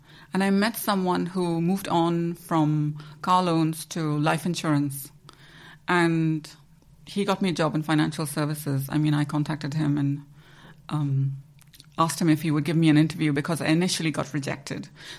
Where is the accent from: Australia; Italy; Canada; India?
India; Goa; moved away as an adult; also born or lived in Mumbai, India / Leeds, United Kingdom / Bournemouth, United Kingdom / Southampton, United Kingdom; now in United Kingdom; I'm originally from Goa, yeah, in India, but I moved to Mumbai after graduation. So when I was 20, I moved to Mumbai.